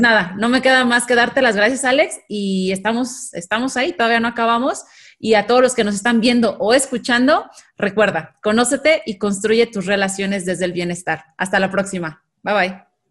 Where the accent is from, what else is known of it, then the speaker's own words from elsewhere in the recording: Mexico; los mexicanos